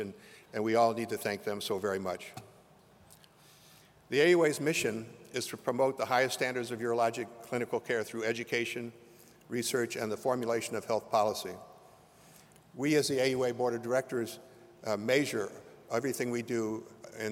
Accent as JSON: {"language": "English", "town": "Lima", "region": "Ohio", "country": "United States", "tie": "born or raised there", "moved": "yes", "lives_now": "Chicago, United States", "said": "I was born in Lima, Ohio, a small town in the northwestern part of that state"}